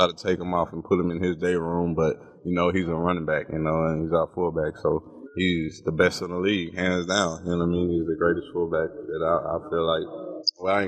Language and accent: English; Palestine, Texas, United States; I went to Palestine